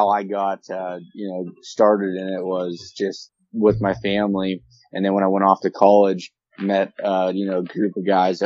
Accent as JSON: {"language": "English", "area": "Elk County", "region": "North Central Pennsylvania", "country": "United States", "tie": "born or raised there", "also_born_or_lived": "Pittsburgh, Pennsylvania", "said": "I'm from North Central Pennsylvania, specifically the Elk County region. So I grew up here my whole life"}